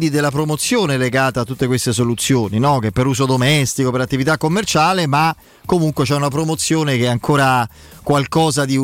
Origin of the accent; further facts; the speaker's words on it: Campania, Italy; no, beh, dai, sono una campana.